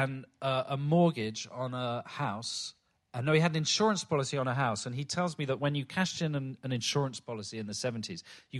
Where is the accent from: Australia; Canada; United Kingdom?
United Kingdom; London; I was brought up in Stockwell, which is hardly Kensington, and in the 70s and 80s particularly.